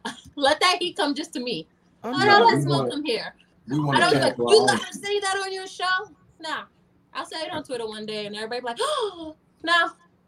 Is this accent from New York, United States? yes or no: yes; New York City, New York, United States; but I'm from the fucking Bronx.